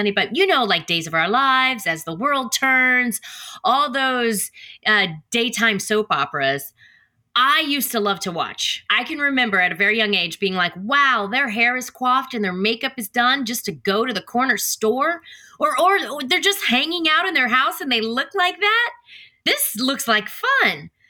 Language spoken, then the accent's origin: English; Killeen, Texas, United States; also born or lived in Copperas Cove, Texas / Mililani, Hawaii; I grew up in Killeen, Texas, Copperas Cove, Texas, Mililani, Hawaii, uh, Oahu.